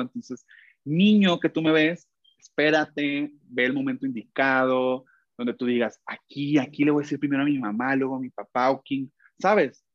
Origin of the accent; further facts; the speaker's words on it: Mexico; soy un cantante mexicano independiente